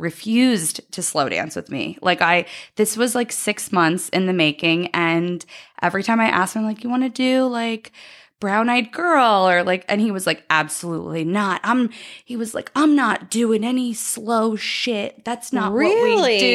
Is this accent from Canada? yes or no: yes; Canada; we're Canadian